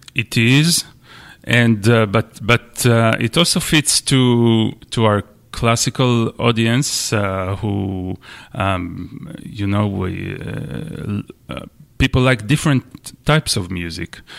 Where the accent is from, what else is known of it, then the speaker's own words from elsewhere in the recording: Israel; moved away as an adult; also born or lived in Michigan, United States / Washington, D.C., United States; now in New Bedford, United States; I'm, I'm Israeli. I'm from Israel. And I came to the U S, um, ten years ago, something like that, to study at the University of Michigan